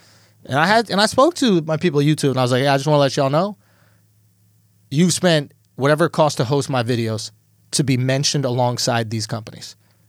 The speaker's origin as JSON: {"language": "English", "town": "New York City", "region": "New York", "country": "United States", "said": "it's cool to show your parents that you're in the New York Times, especially as a New Yorker, right?"}